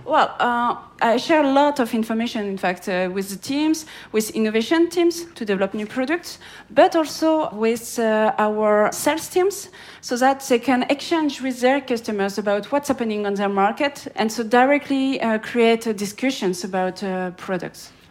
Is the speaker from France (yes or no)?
yes; France; in France, uh, I'm French